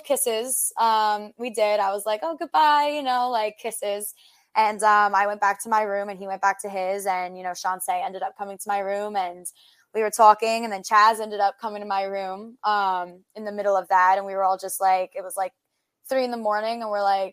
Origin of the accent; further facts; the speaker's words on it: New York, United States; We're both from New York